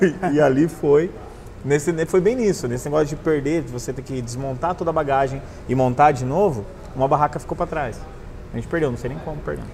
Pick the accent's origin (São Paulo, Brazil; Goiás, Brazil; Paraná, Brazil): Paraná, Brazil; Cornélio Procópio; also born or lived in Londrina; now in Foz do Iguaçu, Brazil; Eu sou de Cornélio Procópio, uma cidade ali no norte do Paraná, perto de Londrina, para quem não conhece. É, eu cresci, nasci lá, estudei em Londrina.